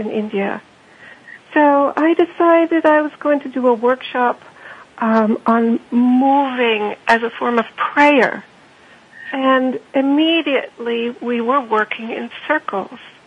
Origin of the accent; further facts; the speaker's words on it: Germany; moved away; also born or lived in Austria; Well, I am German. I grew up in Austria and Germany.